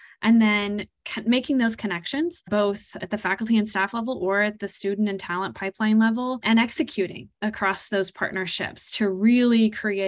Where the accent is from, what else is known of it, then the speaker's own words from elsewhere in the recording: Kansas, United States; I am originally from Kansas. I am a native Kansan